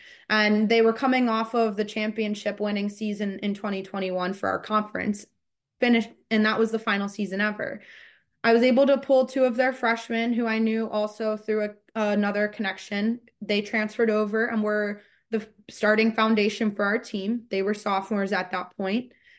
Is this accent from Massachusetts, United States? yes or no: no; Maryland, United States; I grew up in Maryland originally, only about an hour and a half from where Marymount stands, depending on traffic.